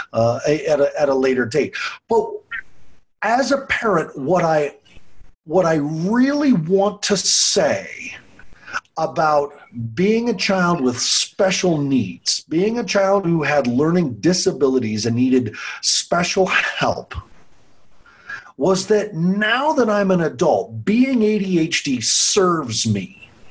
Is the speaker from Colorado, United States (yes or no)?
yes; Longmont, Colorado, United States; my hometown of Longmont